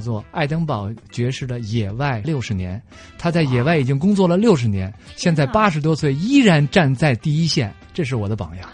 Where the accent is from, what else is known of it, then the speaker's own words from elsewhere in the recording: China; 我是从中国来的